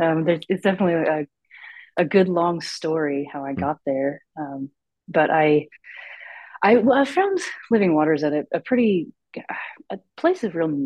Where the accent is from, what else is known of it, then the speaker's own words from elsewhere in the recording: Ventura County, California, United States; also born or lived in Phoenix, Arizona; now in Santa Maria, United States; But I lived in Southern California. I grew up in Ventura County.